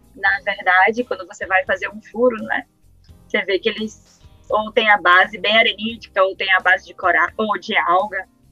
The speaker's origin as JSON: {"language": "Portuguese", "town": "Salvador", "region": "Bahia", "country": "Brazil", "tie": "born or raised there", "moved": "as an adult", "lives_now": "Recife, Brazil", "said": "cresci em Salvador, onde eu fiz a graduação em oceanografia pela UFA"}